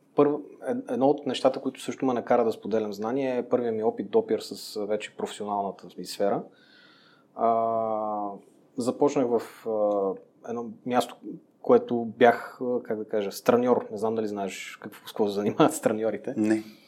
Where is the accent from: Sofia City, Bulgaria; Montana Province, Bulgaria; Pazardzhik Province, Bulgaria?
Montana Province, Bulgaria; Montana; moved away as an adult; also born or lived in Gabrovo; now in Sofia, Bulgaria; отраснал съм в Монтана, роден съм в София, отраснал съм в Монтана, учил съм в Габрово и сега се върнах нали, в София.